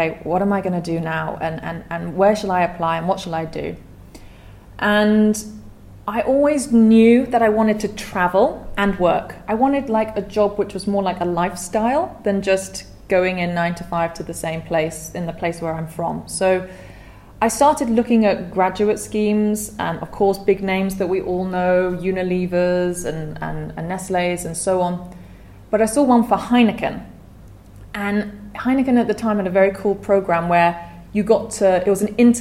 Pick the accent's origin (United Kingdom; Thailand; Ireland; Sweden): United Kingdom; accent: British; moved away as an adult; also born or lived in Edinburgh, Scotland; now in Vietnam; I'm British. Hopefully you can tell from my accent. I'm from near London.